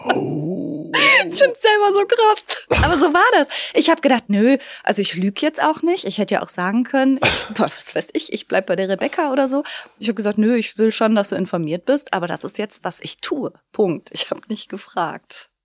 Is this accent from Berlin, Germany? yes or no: no; Duisburg, North Rhine-Westphalia, Germany; also born or lived in Bergisch Gladbach / Bochum; now in Rheinberg, Germany; Ich bin äh, in Duisburg groß geworden und dann habe ich in Bochum studiert